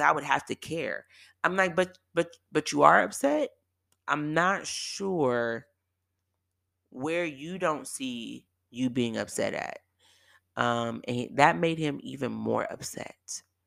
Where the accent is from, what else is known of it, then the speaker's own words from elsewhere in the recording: Bay Area, California, United States; moved away; also born or lived in San Diego; I'm from the Bay Area